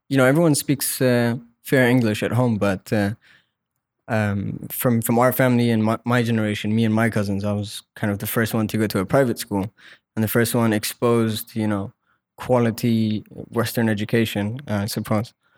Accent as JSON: {"language": "English", "region": "Muscat", "country": "Oman", "tie": "born or raised there", "said": "I was born and raised here"}